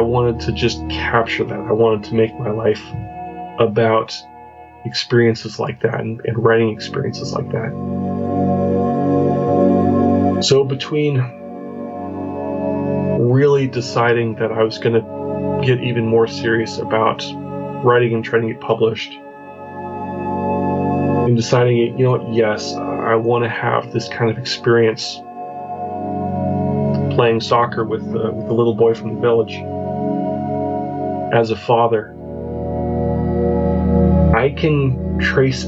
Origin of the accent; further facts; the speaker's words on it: Spokane, Washington, United States; moved away; also born or lived in Florida / Arizona / Virginia / Portland, Oregon; I'm from the Pacific Northwest in the U.S. originally, a little city called Spokane, Washington